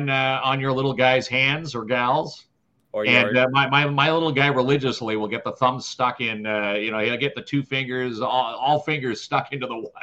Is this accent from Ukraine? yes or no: no; Ajax, Ontario, Canada; The parades when I grew up in Ajax.